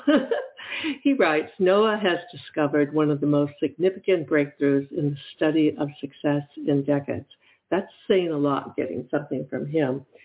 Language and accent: English; Michigan, United States; now in Ohio, United States; I'm actually from Michigan